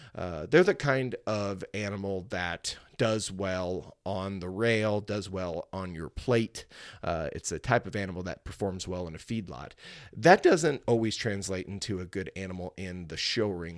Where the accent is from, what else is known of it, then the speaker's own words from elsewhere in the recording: Cuba, Missouri, United States; it's the fair that I grew up showing at, It's the fair I grew up attending. Uh, it's in my hometown of Cuba, Missouri